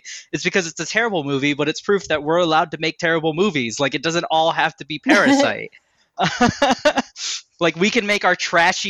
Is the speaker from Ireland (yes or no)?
no; Japan; I mean, I grew up in Japan and her music.